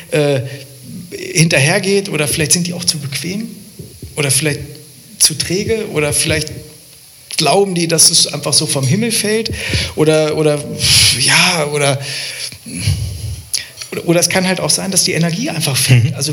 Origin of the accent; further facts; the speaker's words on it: Lower Saxony, Germany; Also ähm, ich komme ja aus der Nähe von Hildesheim